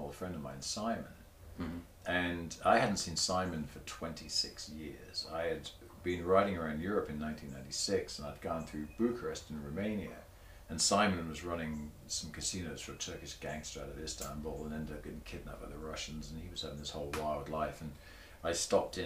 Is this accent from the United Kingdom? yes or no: yes; Torbay, South West England, United Kingdom; moved away; I grew up in a seaside town